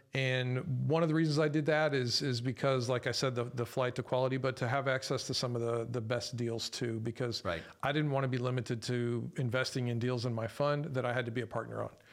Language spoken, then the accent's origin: English; San Antonio, Texas, United States; I was born and raised here in San Antonio too